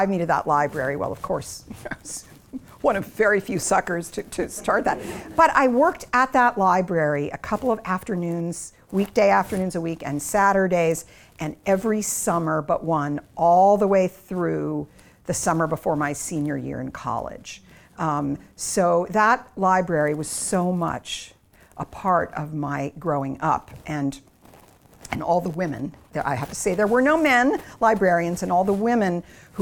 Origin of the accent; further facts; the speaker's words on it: Boston, Massachusetts, United States; I grew up in the Boston area